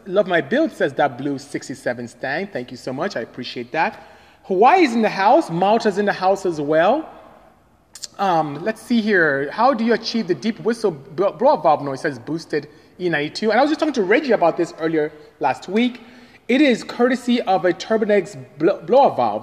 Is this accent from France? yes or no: no; Nigeria; moved away as an adult; also born or lived in Ontario, California, United States; now in United States; I am from Nigeria, West Africa